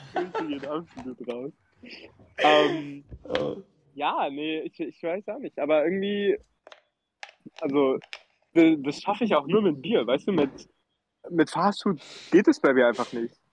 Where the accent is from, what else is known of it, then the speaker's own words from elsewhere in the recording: Germany; moved away as an adult; now in United States; bei uns in Deutschland